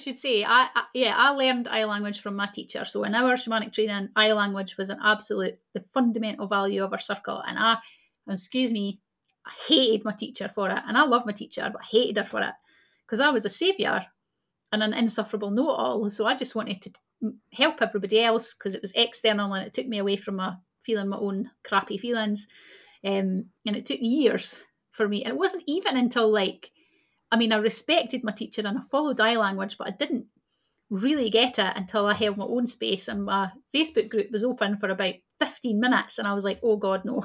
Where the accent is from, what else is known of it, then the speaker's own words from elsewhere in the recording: Scotland, United Kingdom; people who are born in Scotland, like myself